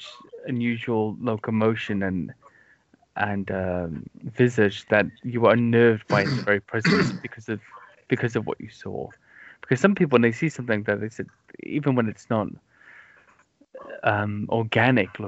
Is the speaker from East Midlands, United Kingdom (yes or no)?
no; South Wales, United Kingdom; growing up in South Wales when I was a child